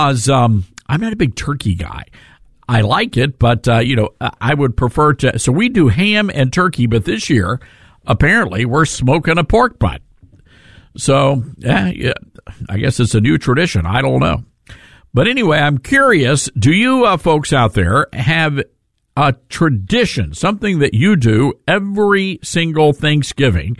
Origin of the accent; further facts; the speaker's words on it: the South, United States; growing up in the South